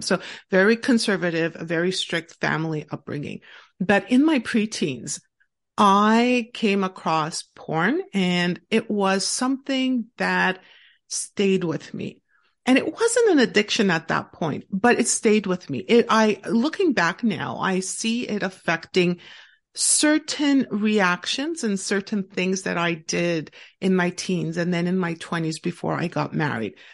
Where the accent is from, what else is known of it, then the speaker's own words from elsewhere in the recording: Montreal, Quebec, Canada; I actually live and born and raised in Montreal, Quebec, in Canada